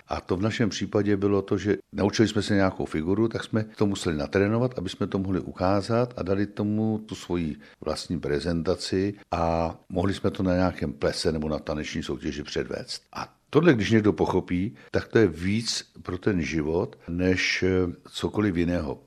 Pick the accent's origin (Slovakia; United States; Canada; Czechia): Czechia; Strakonice, South Bohemian Region; also born or lived in Plzeň; já jsem původem z Jinína, vesničky od Strakonic, narodil jsem se ve Strakonicích a, a vlastně tady jsem strávil celé dětství i mládí.